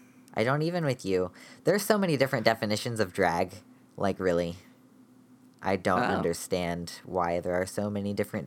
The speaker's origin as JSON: {"language": "English", "country": "United States", "said": "I'm a trans masculine American person."}